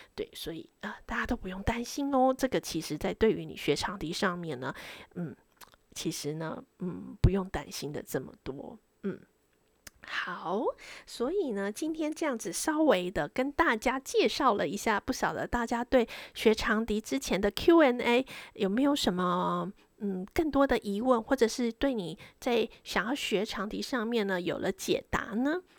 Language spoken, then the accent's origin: Chinese; Taiwan; moved away as an adult; now in London, United Kingdom; 我们台湾人